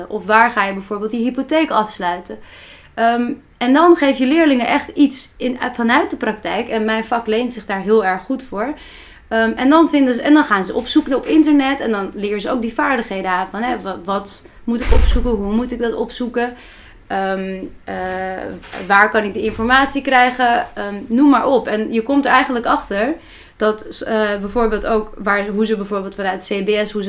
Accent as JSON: {"language": "Dutch", "town": "Haarlem", "region": "North Holland", "country": "Netherlands", "tie": "born or raised there", "said": "Eh, in Haarlem. Dus ik kom ook uit Haarlem."}